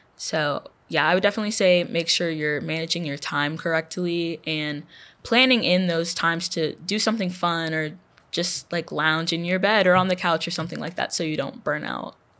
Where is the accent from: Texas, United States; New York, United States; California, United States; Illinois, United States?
Texas, United States; Houston; moved away as an adult; now in Louisiana, United States; I'm from Houston